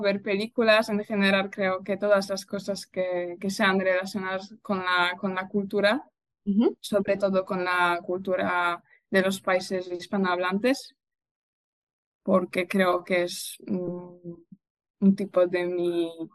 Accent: Poznań, Greater Poland, Poland; Spanish is a second language; soy de Poznan, de hecho he vivido aquí toda, toda mi vida

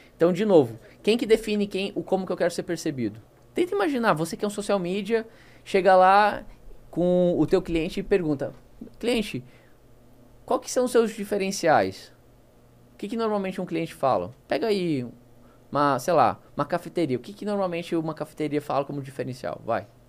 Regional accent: South Region, Brazil; accent: southern (rolled R, guri/guria); now in Manaus, Brazil; eu puxo R

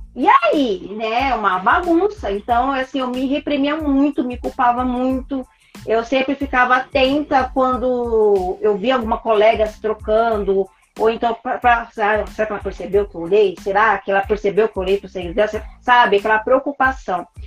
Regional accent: Brazil; a gente é brasileiro

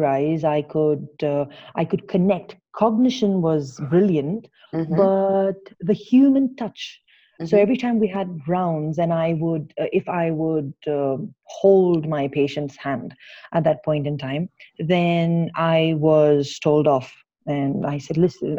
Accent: Kuwait; moved away as an adult; also born or lived in Ukraine; now in Bangalore, India; I was born and raised in Kuwait

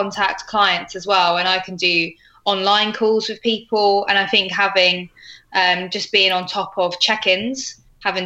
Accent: Colchester, East of England, United Kingdom; moved away as an adult; now in Sydney, Australia; I'm from Colchester in Essex originally

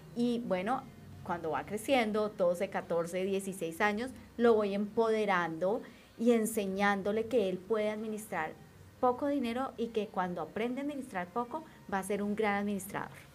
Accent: Colombia; soy una colombiana común y corriente

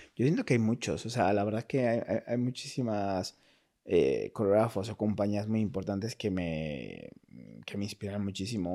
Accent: Mexico; moved away as an adult; also born or lived in United States; now in Madrid, Spain; soy de México

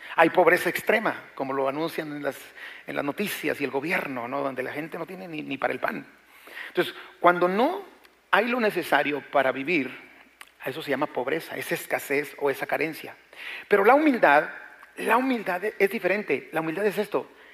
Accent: Mexico; nuestro México

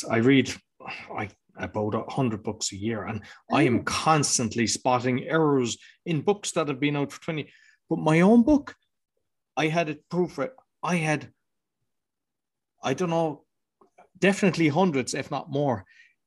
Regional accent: Ireland; accent: Irish; my Irish accent

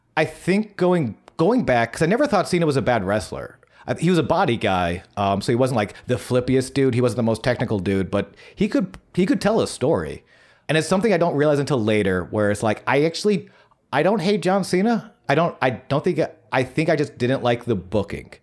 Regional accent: Buffalo, New York, United States; moved away; I'm from Buffalo, New York

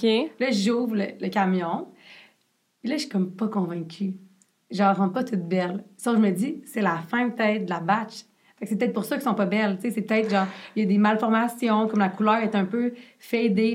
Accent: Quebec, Canada; accent: Québécois; il a le même accent que moi.

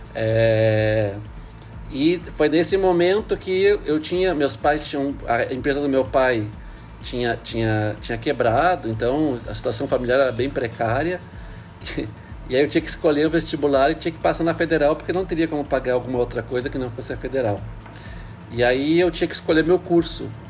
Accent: Porto Alegre, Rio Grande do Sul, Brazil; moved away as an adult; also born or lived in Paris; now in Brasília, Brazil; sou de Porto Alegre

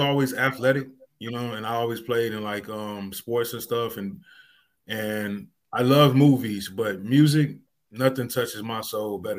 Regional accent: Chicago, Illinois, United States; also born or lived in Homewood, Illinois; Born and raised in Roseland

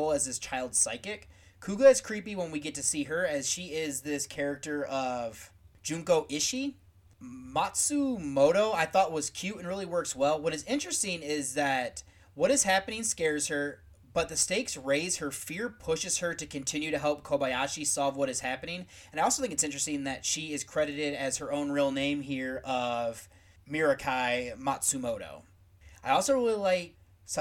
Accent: United States; as an American

